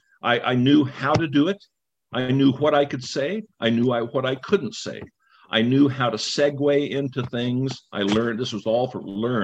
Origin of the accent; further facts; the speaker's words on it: Bethel, Alaska, United States; moved away; I'm from Bethel, because that's where I grew up. I wasn't born there.